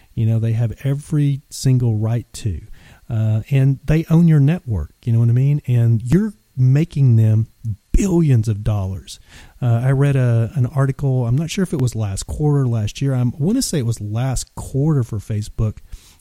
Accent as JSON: {"language": "English", "region": "Texas", "country": "United States", "moved": "yes", "said": "living 1,500 miles away from home, because I'm originally from Texas"}